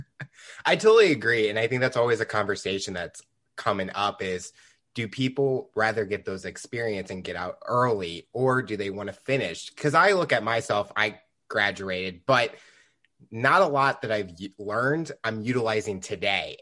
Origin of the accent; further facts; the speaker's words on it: St. Louis, Missouri, United States; I'm from Saint Louis and living there all my life